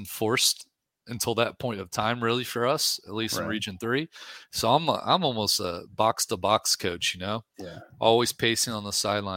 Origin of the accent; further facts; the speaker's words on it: New Orleans, Louisiana, United States; now in Texas, United States; I'm from New Orleans